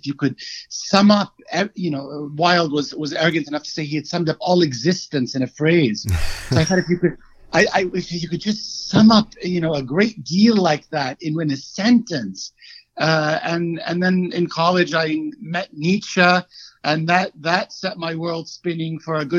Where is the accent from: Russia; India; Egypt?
Egypt; moved away as an adult; also born or lived in Cairo / Washington, D.C.; now in United States; I was born and raised in Egypt. I left at 32, I want to say. So I've been in the States for 13 years.